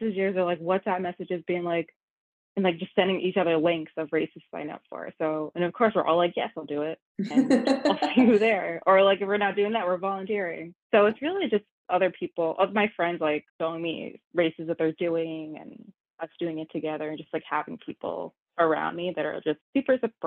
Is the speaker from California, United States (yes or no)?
no; New York City, New York, United States; born or raised there